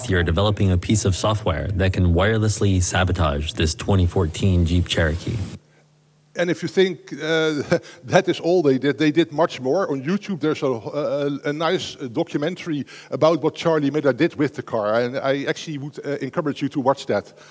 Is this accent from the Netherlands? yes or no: yes; Netherlands; I'm from the Netherlands living next to Germany, so I can buy one in the Netherlands, and when I drive it into Germany, I'm suddenly an offender.